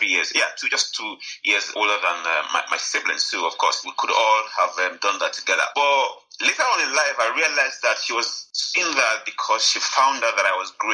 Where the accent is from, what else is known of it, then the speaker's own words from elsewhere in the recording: Kogi, Nigeria; I am from Nigeria. I am from the north central of Nigeria, Kogi State, to be precise.